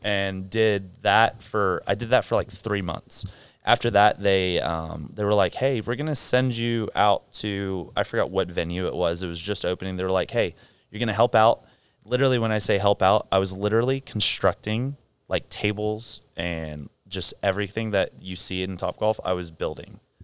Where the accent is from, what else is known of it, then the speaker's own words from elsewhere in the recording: San Clemente, California, United States; moved away; also born or lived in Philippines / Egypt / South Africa; I grew up in San Clemente, California. Um, lived out there for sixteen years